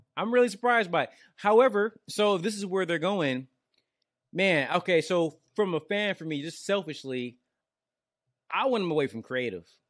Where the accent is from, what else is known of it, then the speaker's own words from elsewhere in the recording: Detroit, Michigan, United States; now in Georgia, United States; I live out here in Georgia, but I'm from Detroit